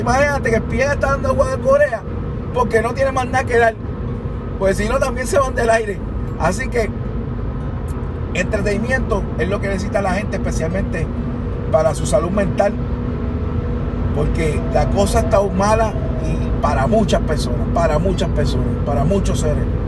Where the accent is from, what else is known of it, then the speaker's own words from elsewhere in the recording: Puerto Rico; somos de Puerto Rico